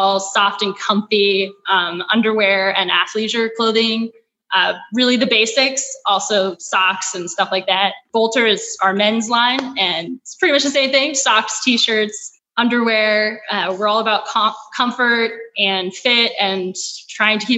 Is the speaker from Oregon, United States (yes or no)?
yes; Oregon, United States; moved away as an adult; also born or lived in Wellesley, Massachusetts / San Francisco; I'm originally from Oregon.